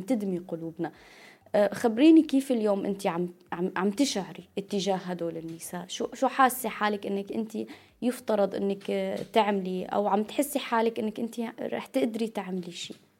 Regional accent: Syria; نحن كسوريين وسوريات

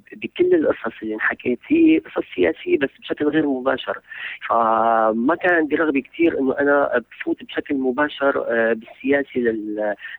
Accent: Syria; انا شخص من سوريا

